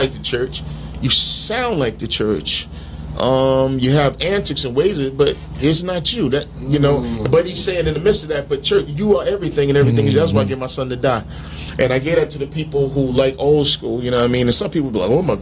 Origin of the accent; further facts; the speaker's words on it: New Jersey, United States; also born or lived in Brooklyn, New York; I grew up in Jersey